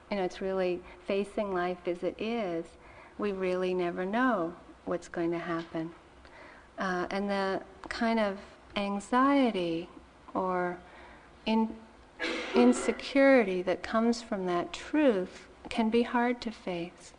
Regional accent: Massachusetts, United States; I grew up in Massachusetts

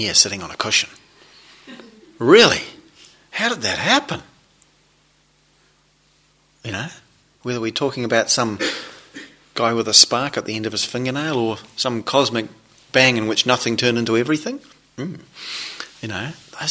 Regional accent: New Zealand; moved away; I come from New Zealand where there's, as probably you're familiar with the reputation, there's quite a lot of sheep. I grew up in the country

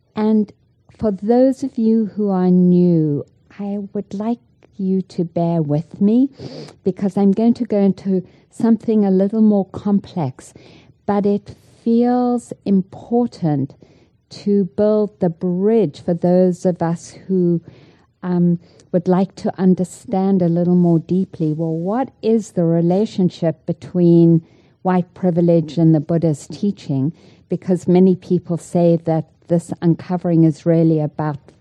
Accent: South Africa; moved away; I grew up in South Africa

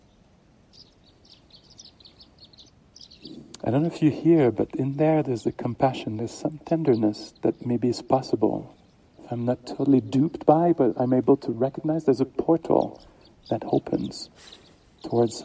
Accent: Canada; Being a Canadian

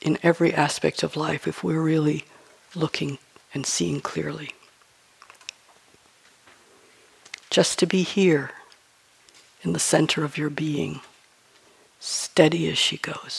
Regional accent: New York, United States; I'm from New York

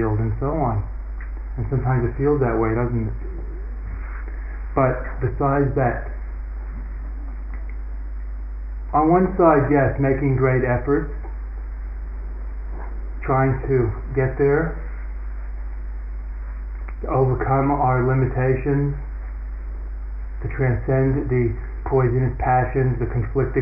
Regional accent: United States; I'm a man. I'm an American. I'm a Buddhist.

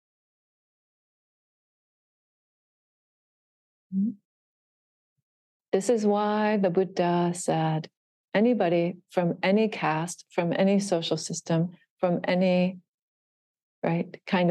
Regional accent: Miami Beach, Florida, United States; I was born in Miami Beach

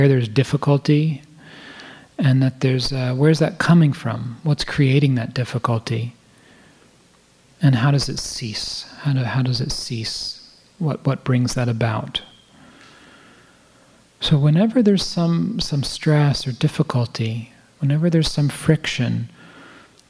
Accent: United States; I'm an American, white, Jewish man

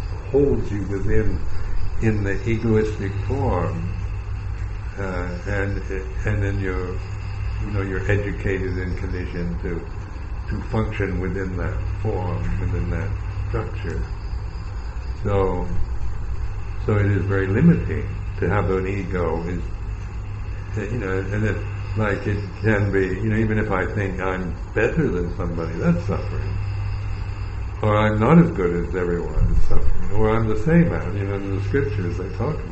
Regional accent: United States

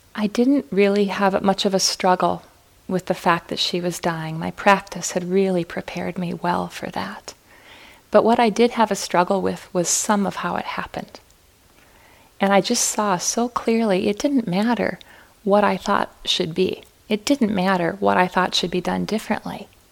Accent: Fargo, North Dakota, United States; moved away; I was born and raised in Fargo

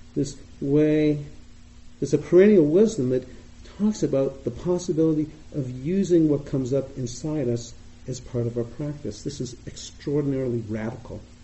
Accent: Boston, Massachusetts, United States; accent: Boston; You may hear from my voice, I sound like I'm from Boston, and I am.

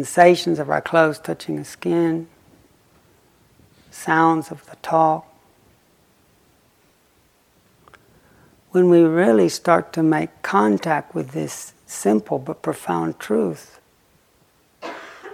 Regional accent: Lake Chickamauga, Tennessee, United States; I grew up on Lake Chickamauga

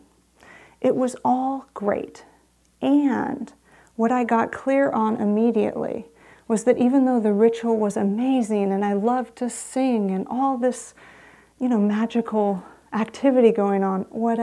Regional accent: San Rafael, California, United States; I grew up in San Rafael

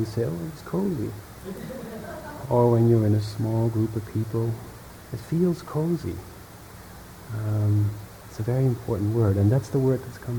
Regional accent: Netherlands; first language Dutch; English is a second language; moved away; In Dutch, I'm from Holland.

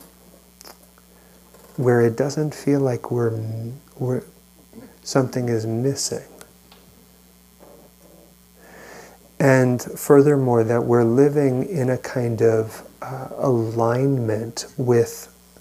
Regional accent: New York, United States; now in California, United States; I grew up in New York and was out here for 9/11

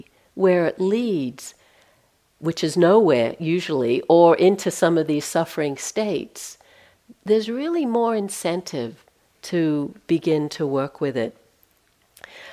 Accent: Australia; moved away as an adult; I'm from Australia. I left there in 1980, so been out of, haven't lived there for a long time.

